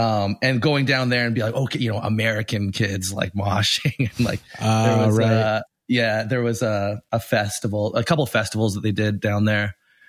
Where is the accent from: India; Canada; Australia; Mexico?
Canada; Winnipeg, Manitoba; I grew up in Winnipeg, which is a small city in the middle of Canada. The closest big city would have been like Minneapolis.